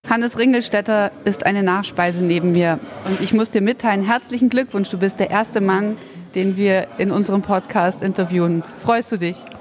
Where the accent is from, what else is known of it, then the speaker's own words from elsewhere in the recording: Ulm, Baden-Württemberg, Germany; in meiner Heimatstadt Ulm